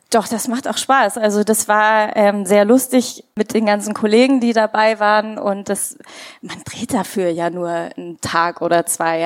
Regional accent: India; moved away; Ich komme ja aus Indien.

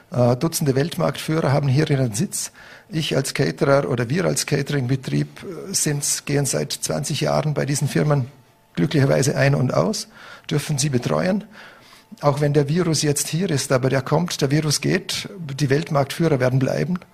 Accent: Vorarlberg, Austria; aber ich bin, ich bin Österreicher, ich bin Vorarlberger, ich, ich wohne hier, mein Lebensmittelpunkt ist hier

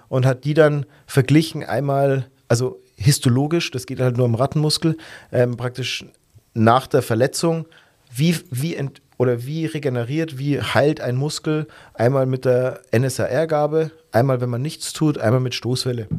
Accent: Germany; bei uns in Deutschland

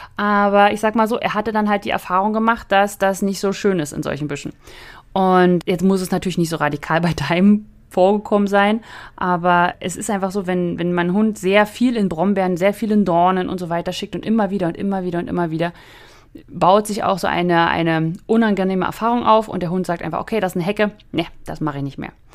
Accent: the North, Northern Germany, Germany; moved away; bei uns im Norden

